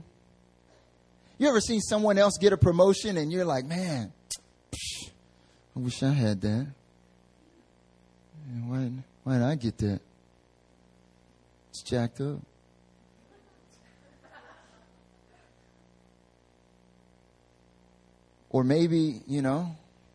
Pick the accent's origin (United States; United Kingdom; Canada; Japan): United States; North Carolina; moved away as an adult; also born or lived in the South; now in Seoul, South Korea; I'm from North Carolina